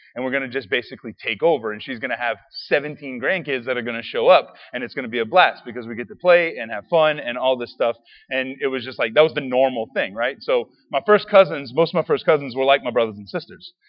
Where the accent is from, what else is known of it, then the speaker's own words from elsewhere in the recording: Raceland, Louisiana, United States; I grew up in Raceland